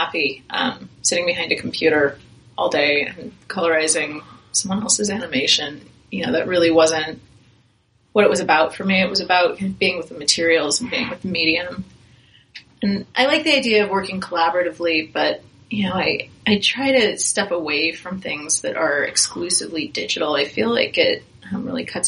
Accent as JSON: {"language": "English", "town": "Fountain Valley", "region": "California", "country": "United States", "tie": "born or raised there", "said": "I grew up in Fountain Valley"}